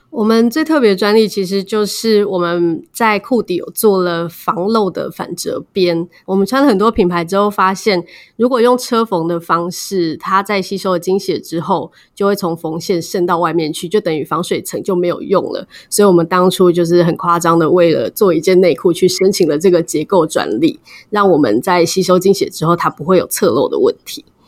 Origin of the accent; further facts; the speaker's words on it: Taiwan; 身为台湾人，在台湾这个地方